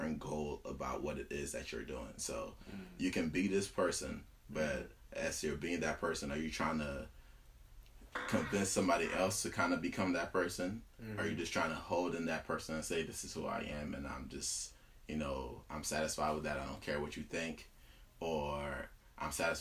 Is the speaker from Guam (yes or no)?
no; Cameroon; English is a second language; moved away; I'm from Cameroon.